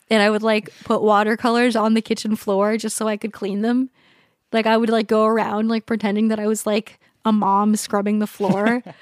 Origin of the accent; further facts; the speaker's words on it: San Diego, California, United States; also born or lived in Hawaii; I was born in Hawaii and then San Diego.